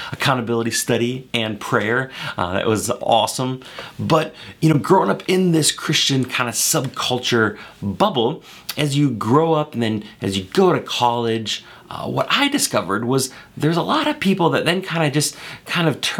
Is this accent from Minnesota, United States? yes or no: yes; Maple Grove, Minnesota, United States; I grew up in Minnesota, right here in Maple Grove